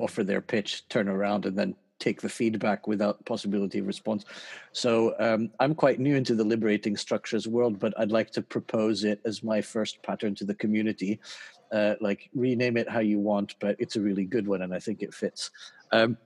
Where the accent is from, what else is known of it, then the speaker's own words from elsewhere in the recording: Vence, Provence-Alpes-Côte d'Azur, France; moved away; I grew up in Vence, which is just down the road from there.